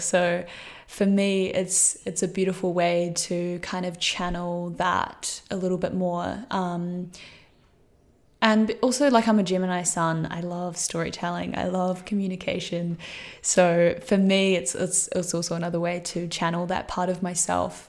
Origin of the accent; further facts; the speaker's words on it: Christchurch, Canterbury, New Zealand; moved away; I grew up in New Zealand, uh, in Christchurch